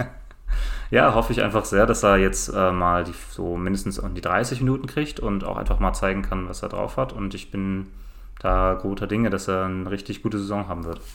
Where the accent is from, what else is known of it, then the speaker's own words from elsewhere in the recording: Cologne, North Rhine-Westphalia, Germany; Köln ist meine Heimatstadt